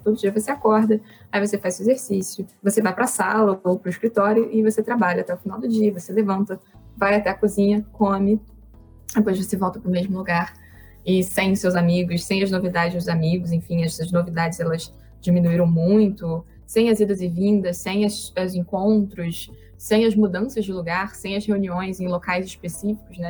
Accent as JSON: {"language": "Portuguese", "town": "Campos dos Goytacazes", "region": "Rio de Janeiro", "country": "Brazil", "moved": "yes", "said": "Eu vim do interior, eu vim lá de Campos do Goitacazes"}